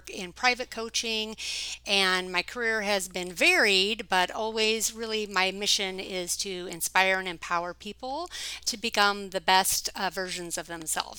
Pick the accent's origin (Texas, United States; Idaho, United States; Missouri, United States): Idaho, United States; Coeur d'Alene; moved away as an adult; I grew up in Coeur d'Alene Summer Theatre because my father … was the mm-hmm. founder of the Coeur d'Alene Summer Theatre starting in 1967. And I moved away from Coeur d'Alene when I was 19.